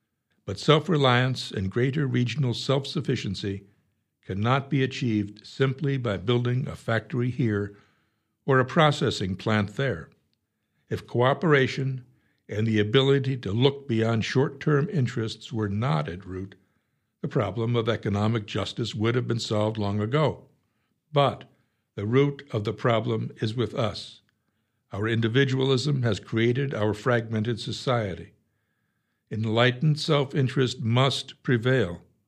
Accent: Lansing, Iowa, United States; I'm from Lansing. Waukon stole our county records three times.

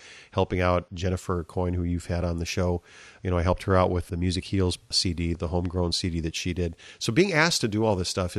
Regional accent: South Dakota, United States; moved away as an adult; now in Eau Claire, United States; I grew up in South Dakota

